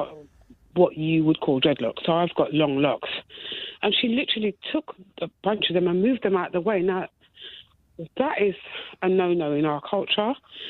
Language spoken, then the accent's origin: English; United Kingdom; I'm born here, but African heritage.